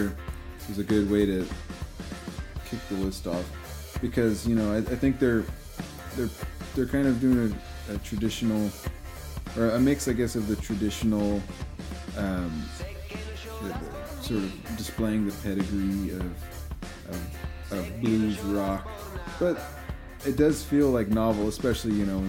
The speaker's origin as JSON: {"language": "English", "region": "Texas", "country": "United States", "tie": "born or raised there", "moved": "yes", "said": "Reminds me of a little bit of my childhood. I grew up in Texas a little bit"}